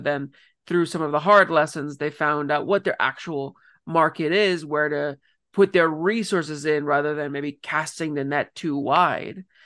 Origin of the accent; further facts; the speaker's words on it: Ontario, Canada; moved away; somebody originally from Ontario